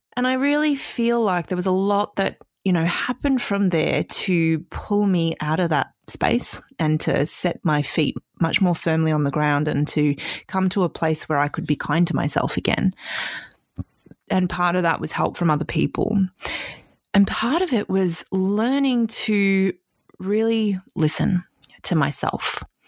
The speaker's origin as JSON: {"language": "English", "country": "Australia", "tie": "born or raised there", "also_born_or_lived": "Canada", "said": "we moved from Canada to Australia when I was six"}